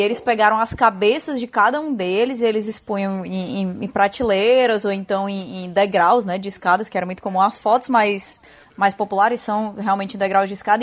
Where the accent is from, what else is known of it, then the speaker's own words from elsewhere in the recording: Northeast Region, Brazil; accent: Northeastern; com o meu sotaque